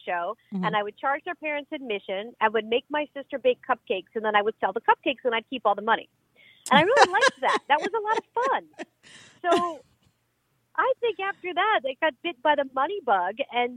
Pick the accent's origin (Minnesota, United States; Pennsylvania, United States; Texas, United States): Pennsylvania, United States; Pottstown; moved away as an adult; now in Miami, United States; I am from Philadelphia, actually from Pottstown, Pennsylvania, which is 40 miles west of Philadelphia